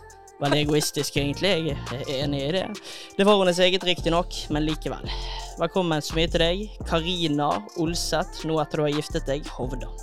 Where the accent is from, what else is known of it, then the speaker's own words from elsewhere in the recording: Western Norway, Norway; jeg er jo vestlending